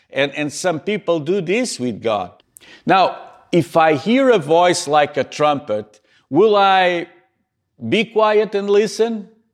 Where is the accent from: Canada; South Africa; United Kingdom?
Canada; Montreal, Quebec; here in my hometown in Montreal